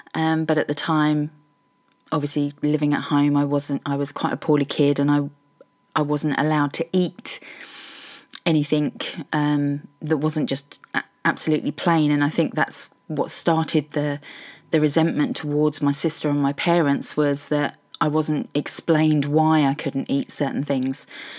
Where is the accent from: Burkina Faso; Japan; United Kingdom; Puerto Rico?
United Kingdom; Welwyn Garden City, East of England; now in Norwich, United Kingdom; I'm originally from Hertfordshire, Welwyn Garden City, Hertfordshire Hedgehog.